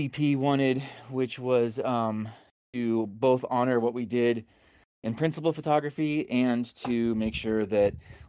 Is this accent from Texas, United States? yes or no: yes; Texas, United States; now in Atlanta, United States; I'm a filmmaker that lives in Atlanta, Georgia. I'm originally from Texas